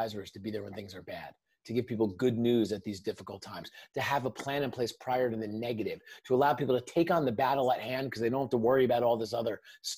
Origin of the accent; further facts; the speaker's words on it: Northern New Jersey, United States; I grew up in Northern New Jersey, right outside New York City